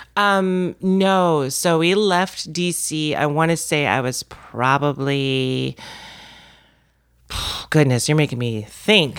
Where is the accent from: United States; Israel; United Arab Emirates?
United States; Washington, District of Columbia; moved away as an adult; now in Alexandria, Virginia, United States; I'm from D C, from Washington, D C proper. I was born in the city. I grew up on Mount Pleasant